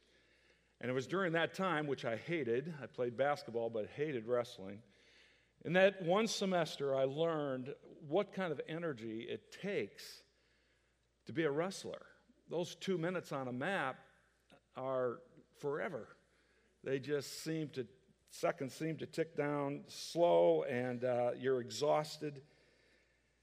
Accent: Iowa, United States; moved away as an adult; also born or lived in Kansas; now in Texas, United States; I grew up in Iowa, a big Hawkeye fan

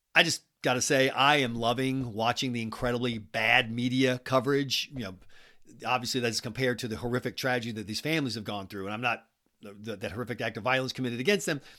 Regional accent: South Carolina, United States; now in New Hampshire, United States; I'm from South Carolina

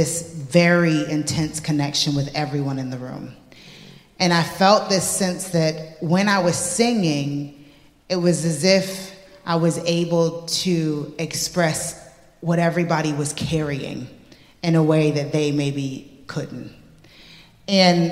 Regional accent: United States; moved away; growing up in the States, like, I was never the best singer in the room. I grew up around monster voices, within the gospel church

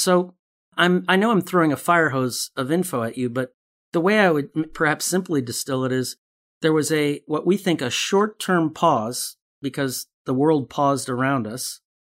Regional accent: Chicago, Illinois, United States; I grew up in Chicago

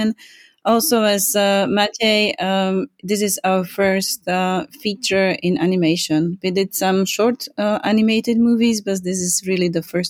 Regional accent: Bratislava, Bratislava Region, Slovakia; I'm from Bratislava, from Slovakia.

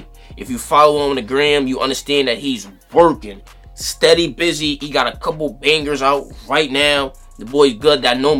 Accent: Bridgeport, Connecticut, United States; I know I'm from Bridgeport.

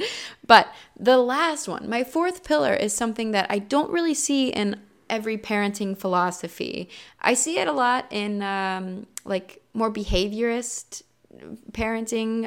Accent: Midwest, United States; I'm also from the Midwest

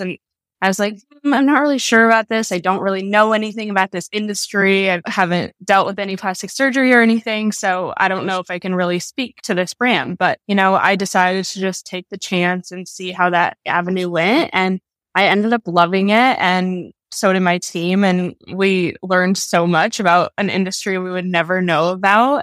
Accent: Minnesota, United States; moved away as an adult; also born or lived in New York / Colorado; I was born and raised in Minnesota

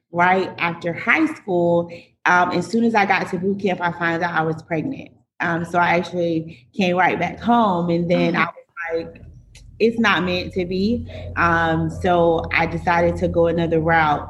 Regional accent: Fort Lauderdale, Florida, United States; now in Jacksonville, United States; I'm actually from Fort Lauderdale, Florida. And I currently reside in Jacksonville, Florida

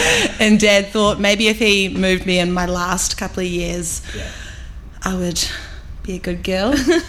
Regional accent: Auckland, New Zealand; I've always lived in central Auckland, so I was born and grew up in Ponsonby, and then we moved into Mount Eden, which is where we are now.

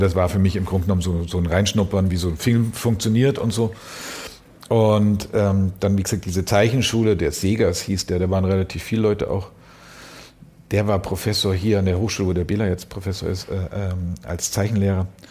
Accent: Munich, Bavaria, Germany; der Teil, wo ich aufgewachsen bin

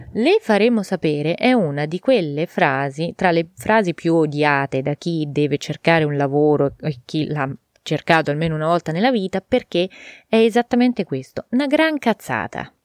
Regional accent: Italy; il mio paese

